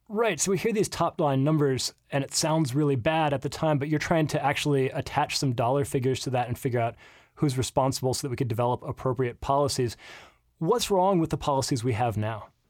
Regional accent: United States; I'm American

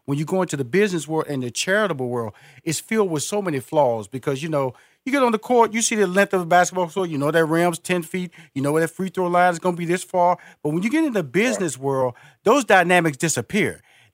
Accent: Houston, Texas, United States; now in Atlanta, United States; Yes, sir. I'm based in Atlanta, but I'm originally from Houston, Texas.

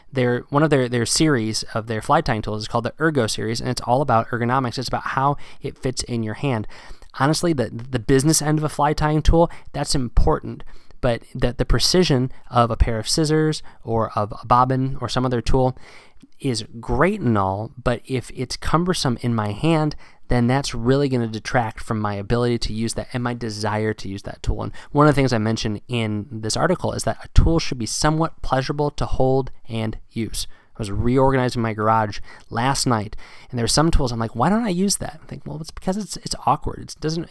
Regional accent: South Central Pennsylvania, United States; moved away as an adult; now in Massachusetts, United States; I moved from Pennsylvania to uh, Massachusetts uh, back in 2010 because I'd been fishing in South Central Pennsylvania and these rivers that I grew up fishing

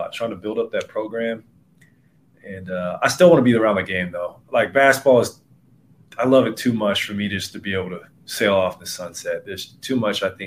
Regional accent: Portland, Oregon, United States; I grew up in Portland, Oregon

